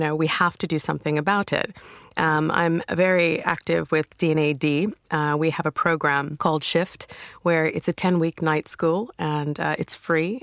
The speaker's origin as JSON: {"language": "English", "country": "United States", "accent": "American", "moved": "as an adult", "lives_now": "United Kingdom", "said": "you can tell by my accent. I'm from America"}